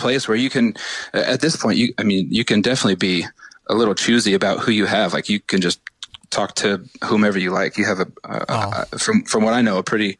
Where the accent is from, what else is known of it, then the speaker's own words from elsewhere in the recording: North Carolina, United States; born there; also born or lived in Honolulu / San Francisco; Both my parents were military. I was born in North Carolina. I only lived there for about two, three months, moved to Honolulu.